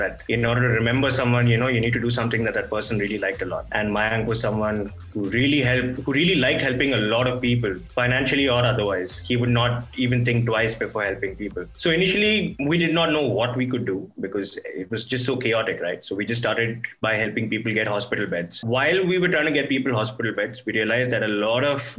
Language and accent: English; Bangalore, Karnataka, India; I've been born and raised in Bangalore.